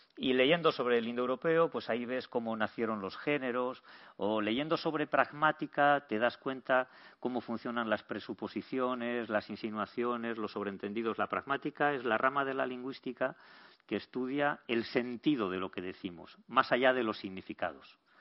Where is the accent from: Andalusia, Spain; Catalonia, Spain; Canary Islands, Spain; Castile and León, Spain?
Castile and León, Spain; Burgos; Yo, como soy de Burgos